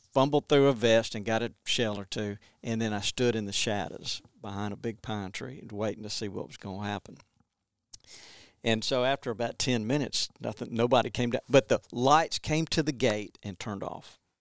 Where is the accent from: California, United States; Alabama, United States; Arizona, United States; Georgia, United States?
Alabama, United States; Montgomery; now in West Point, United States; I grew up in Montgomery and, um, Montgomery, Alabama